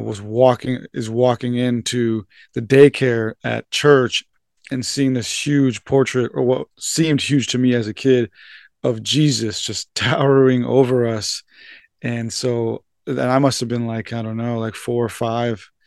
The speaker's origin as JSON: {"language": "English", "town": "San Diego", "region": "California", "country": "United States", "tie": "born or raised there", "said": "I was born and raised here in San Diego, uh, for the first twenty-five years of my life"}